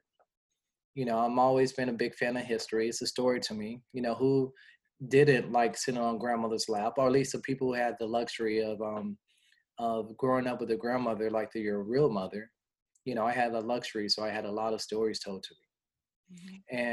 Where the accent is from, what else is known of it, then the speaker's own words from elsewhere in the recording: Los Angeles, California, United States; moved away as an adult; also born or lived in Wyoming / Montana; I'm from Los Angeles, California